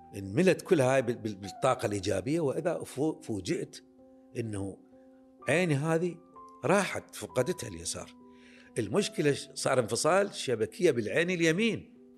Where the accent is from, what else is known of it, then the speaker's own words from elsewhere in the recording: Baghdad, Baghdad Governorate, Iraq; ولادتي انا بغداد كراده مريم ومنطقه شعبيه بمنطقه فقيره فقيره جدا يعني هذه بيوتها من الطين وسقوفها من العمدان نشأنا بها انولدت بها